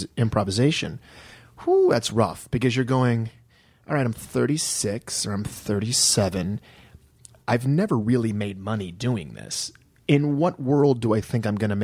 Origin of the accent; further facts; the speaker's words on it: Detroit, Michigan, United States; moved away as an adult; I'm from Detroit, and a lot of my friends, fellow Detroiters who I'd gone to college with, had moved here